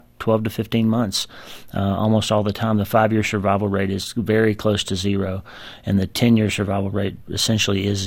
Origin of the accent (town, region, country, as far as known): United States; born or raised there